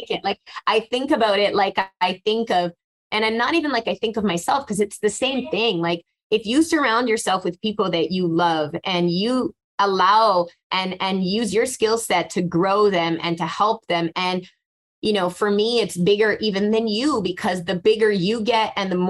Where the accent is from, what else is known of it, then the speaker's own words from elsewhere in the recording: Montreal, Quebec, Canada; also born or lived in Casablanca, Morocco; I was born in Casablanca in Morocco. At the age of three, I moved to Montreal.